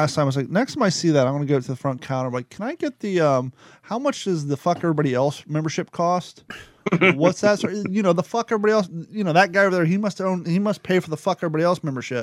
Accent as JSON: {"language": "English", "region": "Ohio", "country": "United States", "tie": "born or raised there", "also_born_or_lived": "California", "moved": "as an adult", "said": "before I left Ohio to go to California. We went to high school together"}